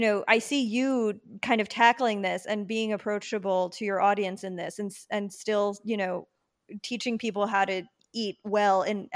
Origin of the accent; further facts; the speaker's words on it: Long Island, New York, United States; I mean, I grew up in New York, so I was always in New York, but because I'm from Long Island